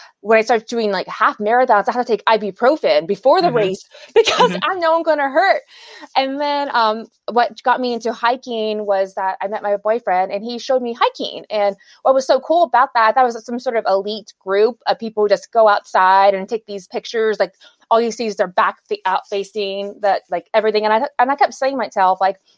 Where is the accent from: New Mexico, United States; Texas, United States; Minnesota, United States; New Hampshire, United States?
Texas, United States; Houston; I'm from Houston.